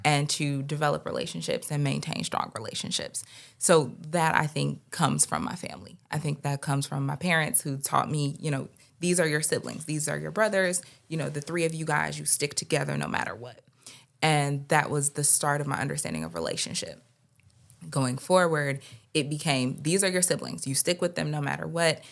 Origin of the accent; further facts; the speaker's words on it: Detroit, Michigan, United States; now in Philadelphia, United States; we're from Detroit originally